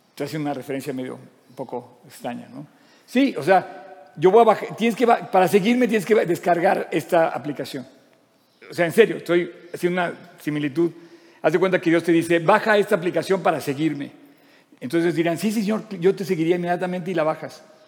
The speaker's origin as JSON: {"language": "Spanish", "country": "Mexico", "said": "¿Por qué somos mexicanos? porque nacimos en México."}